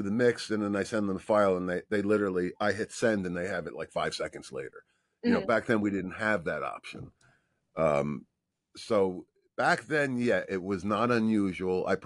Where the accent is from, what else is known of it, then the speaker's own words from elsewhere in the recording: New Jersey, United States; accent: New York; moved away; I'm from the New Jersey part of New York.